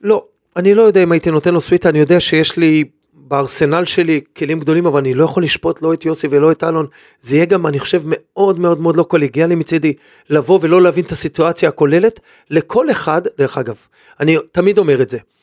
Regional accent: Israel; כאן גדלתי

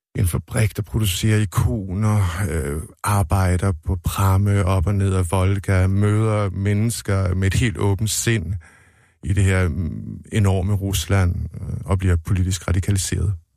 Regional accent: Denmark; moved away as an adult; now in Sweden; Jeg var den første fra Danmark

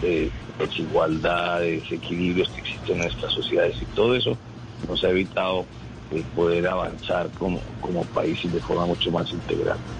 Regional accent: Colombia; como todos los colombianos

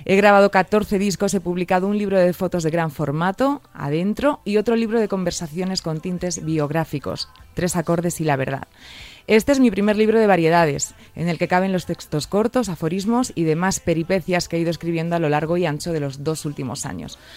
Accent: Reinosa, Cantabria, Spain; Soy un chico de Reynosa, Cantabria, que soñaba con cantar y vaya que sí.

